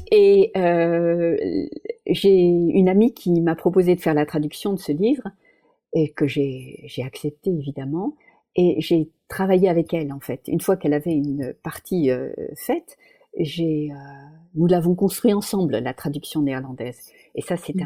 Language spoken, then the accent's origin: French; Paris, Île-de-France, France; moved away; ma ville, c'est Paris